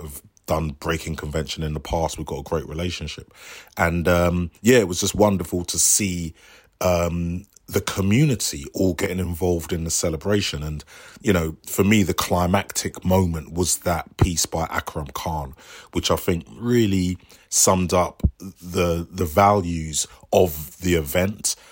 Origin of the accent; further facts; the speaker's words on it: London, United Kingdom; I grew up in Bow and we used to train in the Stratford shopping centre